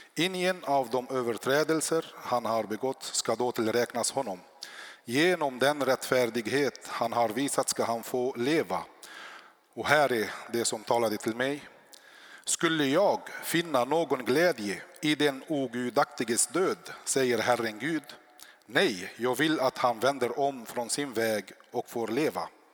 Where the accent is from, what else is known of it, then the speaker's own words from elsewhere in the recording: South Lebanon, Lebanon; now in Sweden; jag är född i Libanon, i södra Libanon. I uppväxt i kriget där så kom jag till Sverige år 99